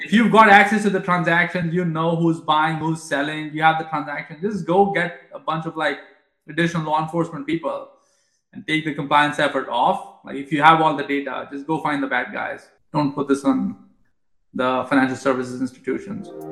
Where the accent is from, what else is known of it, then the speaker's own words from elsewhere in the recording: India; moved away; I grew up in India